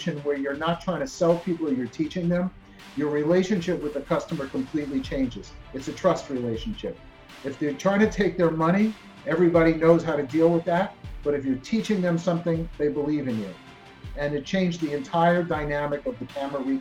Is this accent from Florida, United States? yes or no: no; New Jersey, United States; moved away as an adult; now in Miami, United States; I was a Jersey boy, as we say, and that's New Jersey in the United States. Grew up there